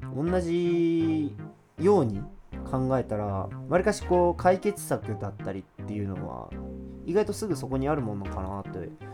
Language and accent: Japanese; Hiro, Hiroshima, Japan; 自分がヒロで育って商店街はほんまに自分の庭だったみたいなイメージ